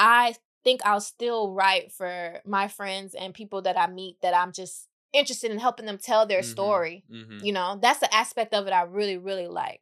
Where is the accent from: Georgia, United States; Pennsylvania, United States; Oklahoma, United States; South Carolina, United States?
Georgia, United States; Atlanta; now in Los Angeles, United States; I came from... I moved to LA from Atlanta. Atlanta was a little easier to get by there, you know?